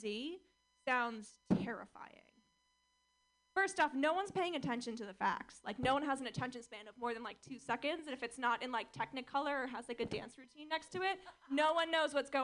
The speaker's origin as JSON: {"language": "English", "area": "Orange County", "region": "California", "country": "United States", "tie": "born or raised there", "said": "I grew up in Orange County, California, which is strange."}